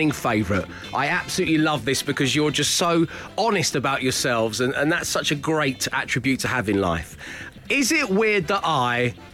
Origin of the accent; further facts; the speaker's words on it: London, United Kingdom; I'm from Dirty South East London